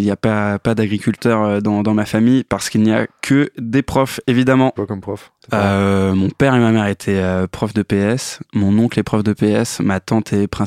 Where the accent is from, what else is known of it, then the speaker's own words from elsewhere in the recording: Metz, Grand Est, France; moved away as an adult; now in Paris, France; C'est qu'on vient de l'Est. Exact. je suis né à Metz en 92.